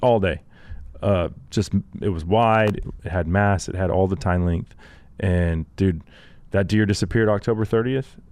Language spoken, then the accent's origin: English; Texas, United States; I'm a Texan.